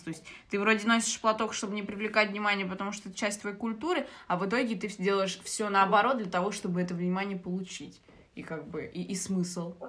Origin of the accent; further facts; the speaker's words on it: Algeria; moved away; я из Алжира